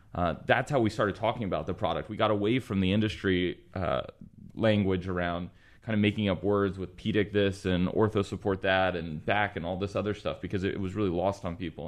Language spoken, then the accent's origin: English; Texas, United States; I was born and raised in Texas. Went to University of Texas in Austin